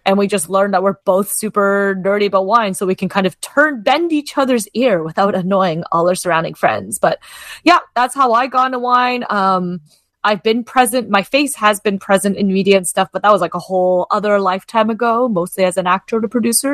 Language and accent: English; Kitchener or Waterloo, Ontario, Canada; moved away as an adult; now in Toronto, Canada; I was born and raised in Kitchener or Waterloo, which is only about an hour-ish